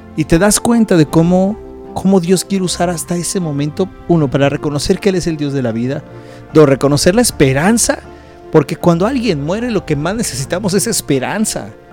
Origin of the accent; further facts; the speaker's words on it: Mexico; moved away; nuestro país donde nosotros nacimos, que es en México